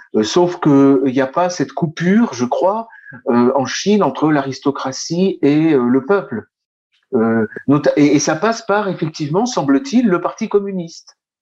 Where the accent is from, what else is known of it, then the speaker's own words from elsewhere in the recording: France; nous sommes en France, nous sommes français